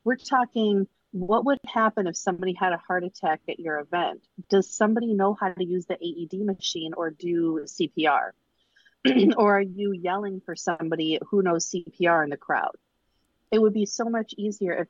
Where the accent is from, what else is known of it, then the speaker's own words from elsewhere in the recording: Michigan, United States; moved away as an adult; now in Chicago, United States; Born and raised in Michigan